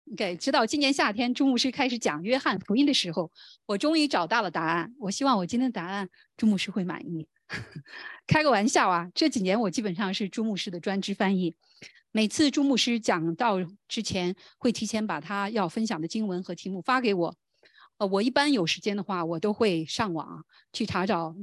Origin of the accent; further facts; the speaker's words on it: China; 我们中国人